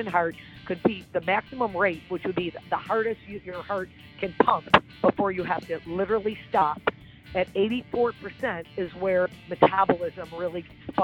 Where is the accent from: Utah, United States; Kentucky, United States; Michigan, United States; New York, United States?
New York, United States; Niagara Falls; moved away as an adult; also born or lived in Buffalo, New York / Miami, Florida; now in Florida, United States; I grew up in Niagara Falls, New York, and my bachelor and master's degree are from the State University of New York at Buffalo